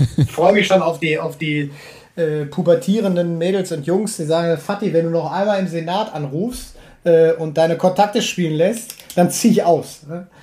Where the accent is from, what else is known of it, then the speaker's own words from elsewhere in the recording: Münster, North Rhine-Westphalia, Germany; meine Geburtsstadt